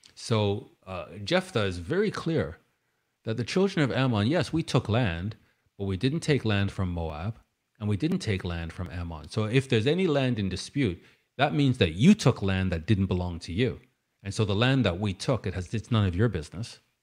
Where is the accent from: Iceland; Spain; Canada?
Canada; I'm Canadian, I'm British Canadian.